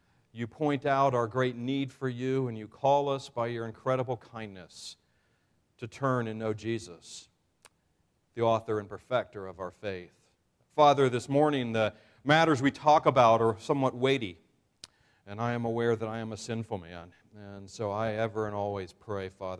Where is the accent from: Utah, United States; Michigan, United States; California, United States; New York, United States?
New York, United States; I am a New Yorker